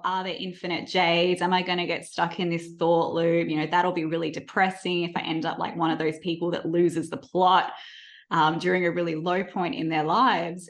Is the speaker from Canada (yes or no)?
no; Perth, Western Australia, Australia; now in Melbourne, Australia; I grew up in Perth and I moved to Melbourne